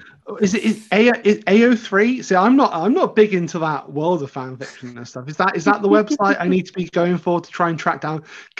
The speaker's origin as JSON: {"language": "English", "country": "United Kingdom", "said": "as a Brit"}